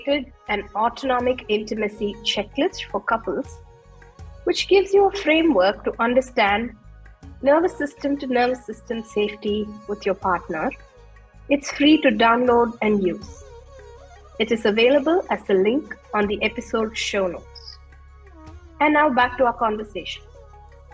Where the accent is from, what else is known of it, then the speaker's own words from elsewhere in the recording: India; moved away; I grew up in India